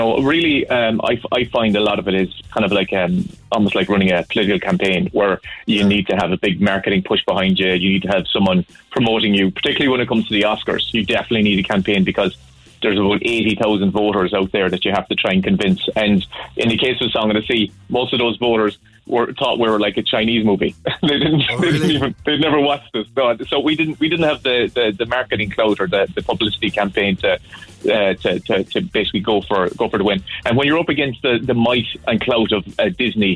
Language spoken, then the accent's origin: English; Castlemagner, Munster, Ireland; moved away as an adult; now in Donegal, Ireland; I'm from Cork. I'm from Castlemagner in northwest Cork, so it's a small village up there.